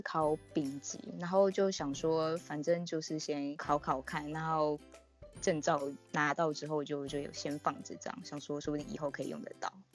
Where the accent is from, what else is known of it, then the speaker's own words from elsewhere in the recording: Taipei, Taiwan; 我是台北人